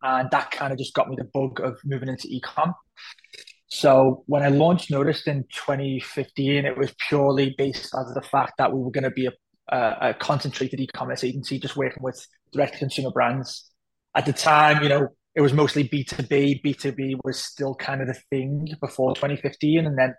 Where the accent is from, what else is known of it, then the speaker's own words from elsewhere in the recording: Liverpool, North West England, United Kingdom; So I grew up in a very, I would say isolated neighborhood where we were. My dad is Pakistani, my mom was British, my mom was from Liverpool.